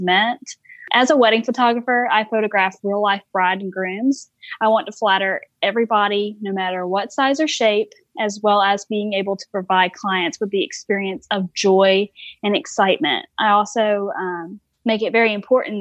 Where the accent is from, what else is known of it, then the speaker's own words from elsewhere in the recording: Warner Robins, Georgia, United States; now in South Carolina, United States; I'm actually from Robbins, Georgia. I was born and raised there